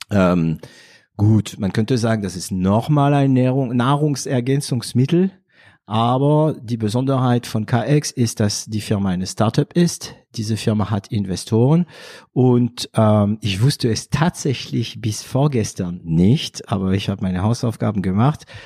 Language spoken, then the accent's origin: German; northern France, France; Also ich komme aus Nordfrankreich. Das wissen meine Zuhörer, ähm, du aber noch nicht. Und ähm, theoretisch habe ich auch ein ganz schlimmen Dialekt.